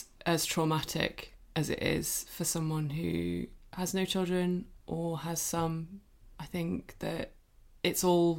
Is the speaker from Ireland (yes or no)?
yes; Cork, Munster, Ireland; accent: Cork; Yeah, it's better than my Cork accent.